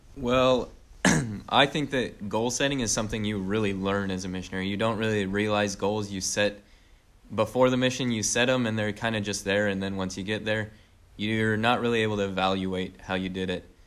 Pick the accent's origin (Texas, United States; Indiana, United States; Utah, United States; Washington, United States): Utah, United States; St. George; moved away as an adult; now in Dayton, United States; I'm originally from Saint George, Utah, been there basically my whole life